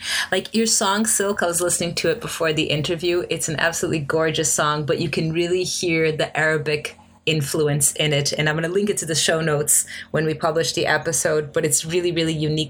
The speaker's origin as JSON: {"language": "English", "country": "United States", "tie": "born or raised there", "moved": "yes", "lives_now": "Ireland", "said": "I grew up in the United States, but my socialization was mostly, apart from school, it was mostly with church people."}